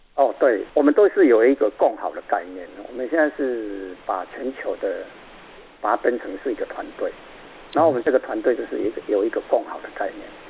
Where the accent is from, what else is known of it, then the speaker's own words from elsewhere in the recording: Taiwan; 我们台湾人